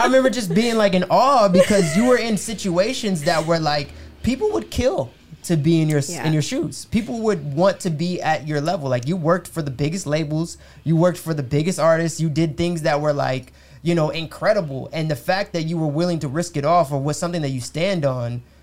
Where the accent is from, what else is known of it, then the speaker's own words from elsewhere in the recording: United States; I'm American